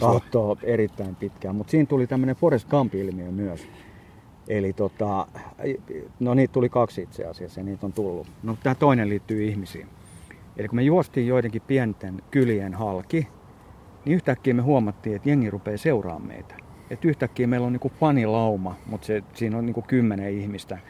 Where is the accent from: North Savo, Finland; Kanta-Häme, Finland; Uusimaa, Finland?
Uusimaa, Finland; Espoo; kotona täällä Espoossa